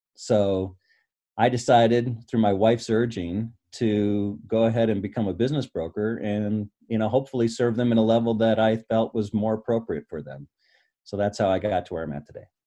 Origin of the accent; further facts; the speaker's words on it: Michigan, United States; I grew up in Michigan